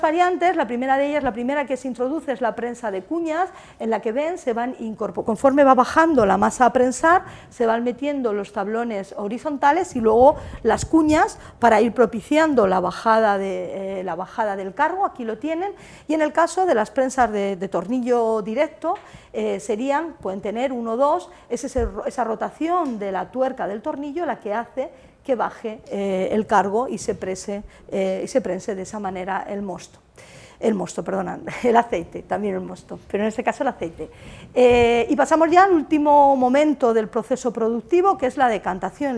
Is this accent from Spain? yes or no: yes; Castilla-La Mancha, Spain; moved away; Yo soy manchega